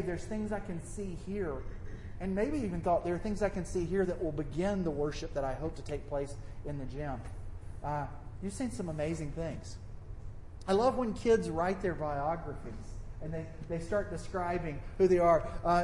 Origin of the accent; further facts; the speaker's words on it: the South, United States; accent: southern; my southern accent